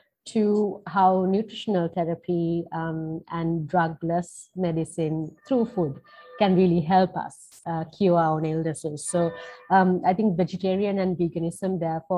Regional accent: Sri Lanka; growing up in Sri Lanka, I was a vegetarian here

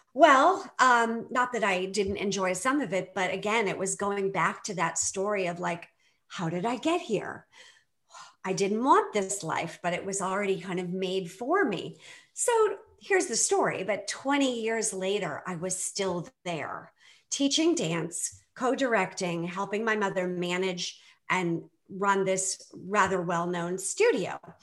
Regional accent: Boston, Massachusetts, United States; I grew up in the Boston area

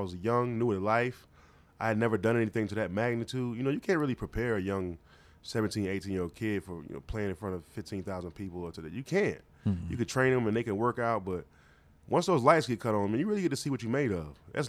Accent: South Carolina, United States; I'm from Carolina. I'm from South Carolina.

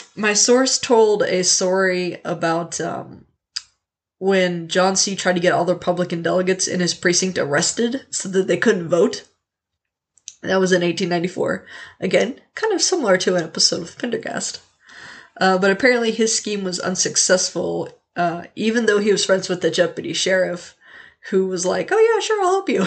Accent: Leavenworth, Kansas, United States; Leavenworth, Kansas, my hometown

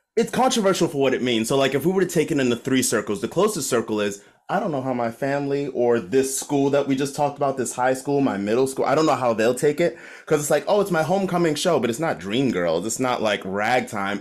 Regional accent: Maryland, United States; moved away as an adult; also born or lived in Baltimore; my hometown of Maryland

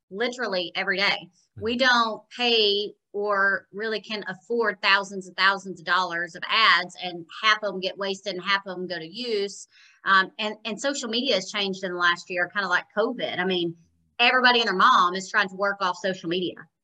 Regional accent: Jonesboro, United States; born or raised there; moved away as an adult; also born or lived in Nashville, Tennessee

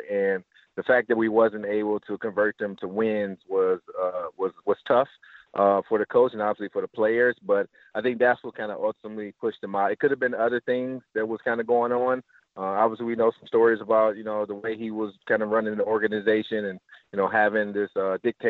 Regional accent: Cleveland, Ohio, United States; growing up in Cleveland, Glenville

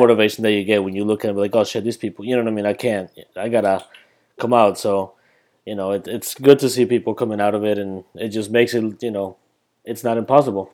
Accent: Colombia; moved away; when I came back from Colombia, the city that I'm from is pretty much New York City, but bigger

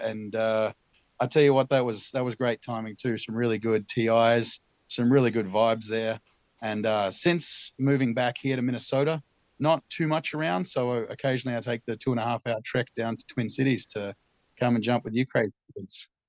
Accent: Tasmania, Australia; moved away; also born or lived in Omaha; I'm from Tasmania originally, the island off the southeast coast of Australia

